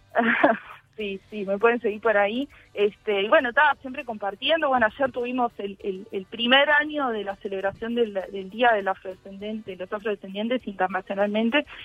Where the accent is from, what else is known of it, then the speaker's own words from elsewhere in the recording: Uruguay; los afro-uruguayos